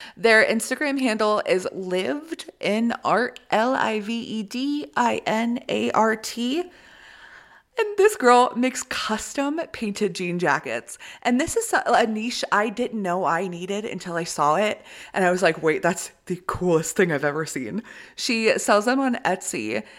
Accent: Midwest, United States; we're both from the Midwest

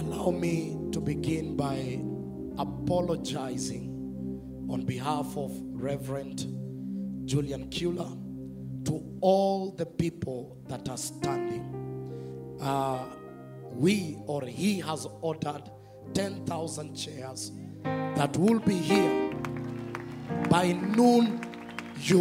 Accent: Narok, Narok County, Kenya; moved away; also born or lived in Samburu / Nairobi; I was born in Samburu, raised in Narok, and came to Nairobi because of studies.

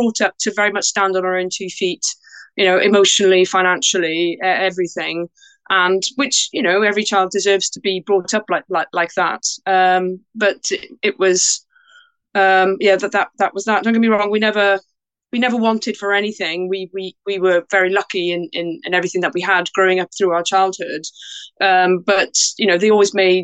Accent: Porthcawl, Wales, United Kingdom; also born or lived in Bridgend, Wales; So I was born in Wales in a town called Bridgend, and brought up in a town called Porthcawl.

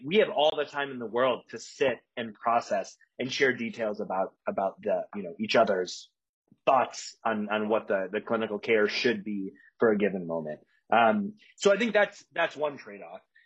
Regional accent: a couple hours south of Chicago, rural Illinois, United States; also born or lived in Evanston, Illinois; I grew up in Chicago uh, but a couple hours south of Chicago in the in the, the cornfields of Illinois, kind of the middle of nowhere

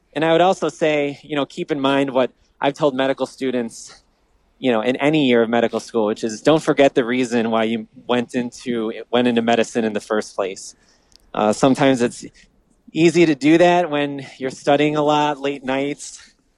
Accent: Downers Grove, Illinois, United States; I grew up in the Midwest, in the suburbs of the great city of Chicago, Downers Grove

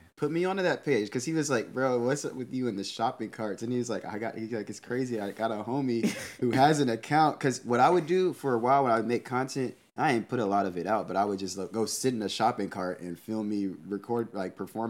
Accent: Houston, Texas, United States; now in Portland, United States; I'm from Houston, Texas.

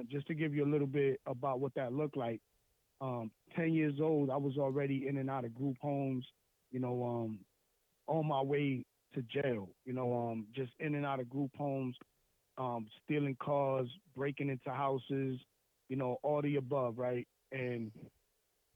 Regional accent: Lawrence, Massachusetts, United States; I'm from this place called Lawrence in Massachusetts. It's like 20 minutes north of Boston. And just a little bit about me. So I grew up, you know, in the project housing

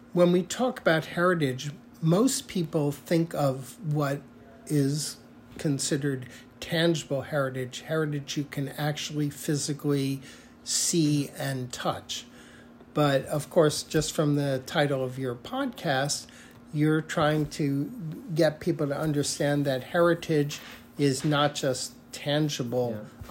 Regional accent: United States; it defines who I am as an American

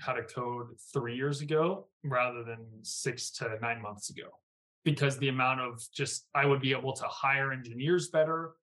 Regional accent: Virginia, United States; because again, I came from Virginia. I don't come from this world.

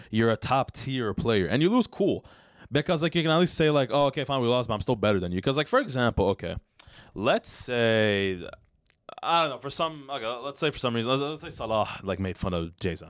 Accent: Canada; We're not American, by the way. I know some people think we're American. We're Canadian

